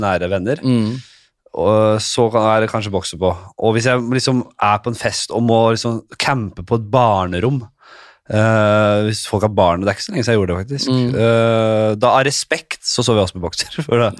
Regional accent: Oslo, Norway; jeg kommer jo fra Nordstrand, ikke sant? så jeg skal være helt ærlig med at jeg vokste opp med ganske så blenda hvitt miljø rundt meg

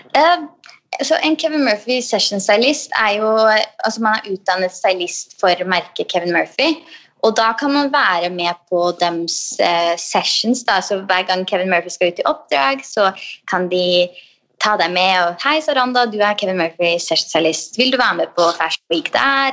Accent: Østfold, Norway; Jeg er jo fra Østfold

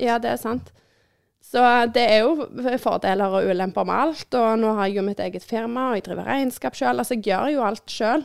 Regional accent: Norway; vi er nordmenn

